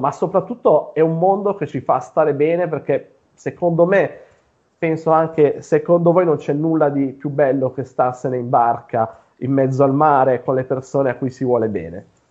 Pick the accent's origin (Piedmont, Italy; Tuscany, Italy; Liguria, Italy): Piedmont, Italy; Io sono nato in Piemonte, eh, dove vivo tuttora.